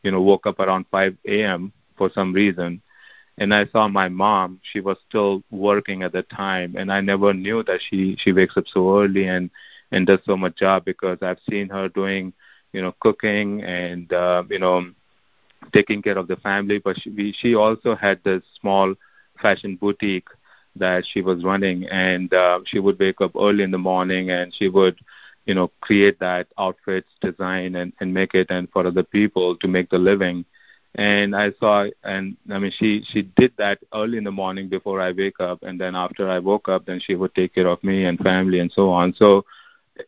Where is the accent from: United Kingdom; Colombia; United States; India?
India; I grew up in India